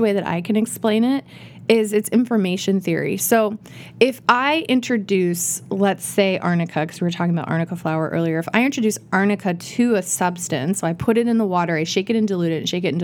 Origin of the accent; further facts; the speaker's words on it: Iowa, United States; moved away; I grew up in Iowa